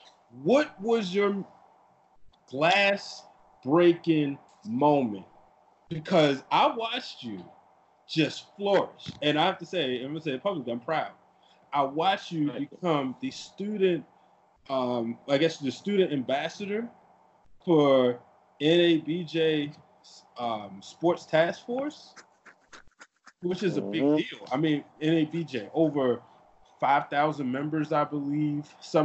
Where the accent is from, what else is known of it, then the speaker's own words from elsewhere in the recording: Baltimore, Maryland, United States; I was from Baltimore.